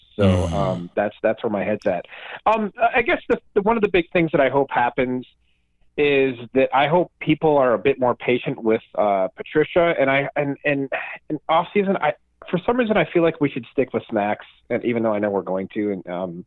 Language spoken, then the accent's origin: English; Traverse City, Michigan, United States; moved away; I did grow up in Traverse City and spend like the first half of my life there